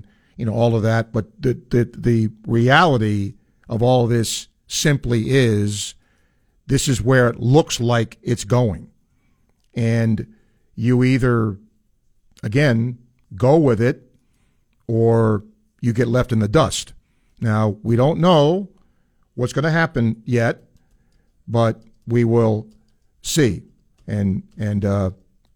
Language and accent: English; New York, United States; moved away; When I grew up in New York State, you get working papers at 14